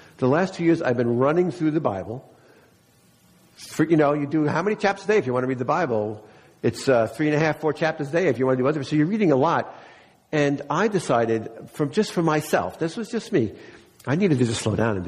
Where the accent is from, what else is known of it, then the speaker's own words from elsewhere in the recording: East Meadow, New York, United States; That was the house we grew up in East Meadow